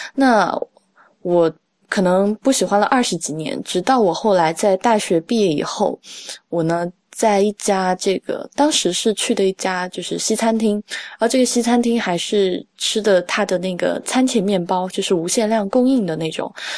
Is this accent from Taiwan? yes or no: no; Sichuan, China; 我在四川长大嘛